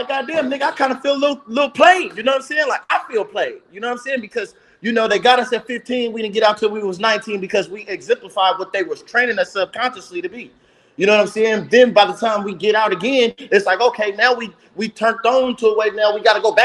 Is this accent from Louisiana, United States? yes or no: no; Oakland, California, United States; moved away as an adult; I grew up in California